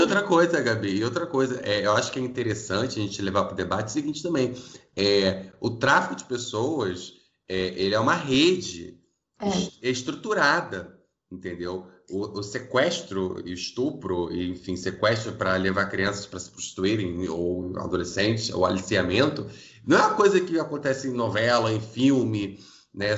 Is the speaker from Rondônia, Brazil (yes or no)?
no; Rio de Janeiro, Brazil; Eu sou do Rio